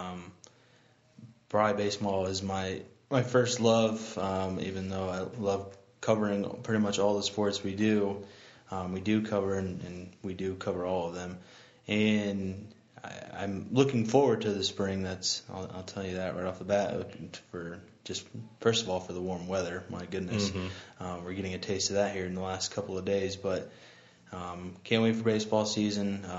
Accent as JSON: {"language": "English", "area": "Noble County", "region": "Indiana", "country": "United States", "tie": "born or raised there", "also_born_or_lived": "Fort Wayne, Indiana", "said": "being a Central Noble grad and growing up in Noble County, I lived in Kendallville my last year and a half of high school"}